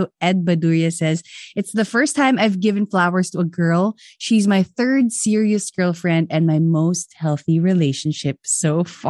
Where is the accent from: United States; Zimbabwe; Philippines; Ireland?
Philippines; moved away as an adult; Aside from me bragging the Philippines, obviously that's my home country.